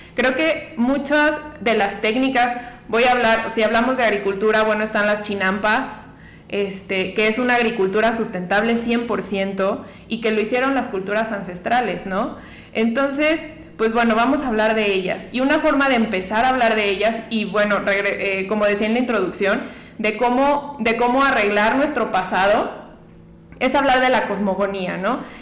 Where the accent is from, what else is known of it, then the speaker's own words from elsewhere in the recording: Mexico; nosotros como mexicanos